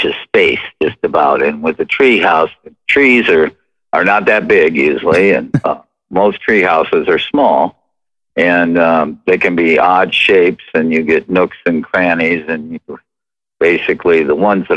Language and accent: English; Midwest, United States; moved away; I grew up in the Midwest and there wasn't really tree houses where I was